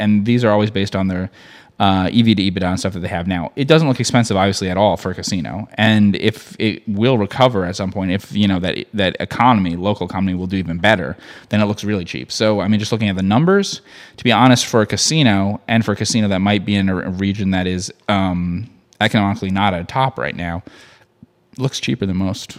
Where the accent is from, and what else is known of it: United States